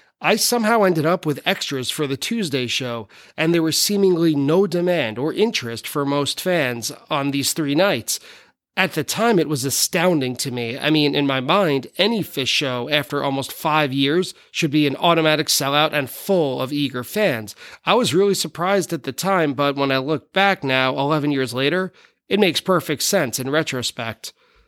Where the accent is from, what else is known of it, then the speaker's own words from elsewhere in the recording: near Jones Beach, Long Island, New York, United States; I grew up really close to it. In fact, Jones Beach is as close to a hometown venue as possible as it could be for me.